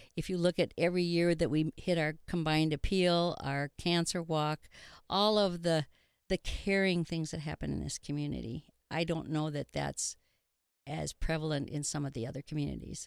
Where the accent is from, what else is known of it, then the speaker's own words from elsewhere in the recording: Milbank, South Dakota, United States; also born or lived in Redfield, South Dakota; I moved here when I was in second grade in nineteen forty-six